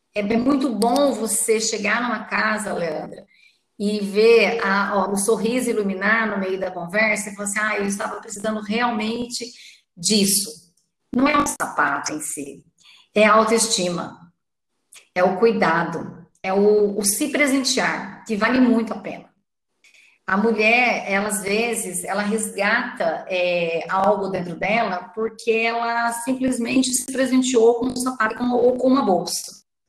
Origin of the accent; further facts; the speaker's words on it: Itajubá, Minas Gerais, Brazil; Era uma vez uma menina que nasceu em Itajubá no dia 20 de fevereiro de 69.